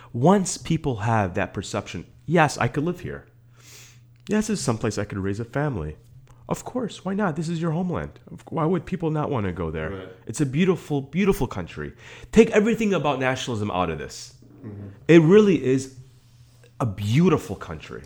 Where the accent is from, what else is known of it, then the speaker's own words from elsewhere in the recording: Skokie, Illinois, United States; also born or lived in Netherlands / Palatine, Illinois; I grew up in Skokie for part of my childhood.